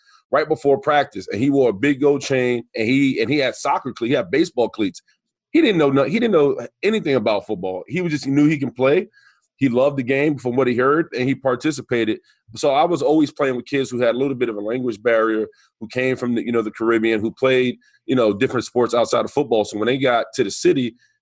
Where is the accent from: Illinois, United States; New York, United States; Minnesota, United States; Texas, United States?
New York, United States; New York City; I'm from New York City. I'm from the Bronx. I grew up playing basketball and baseball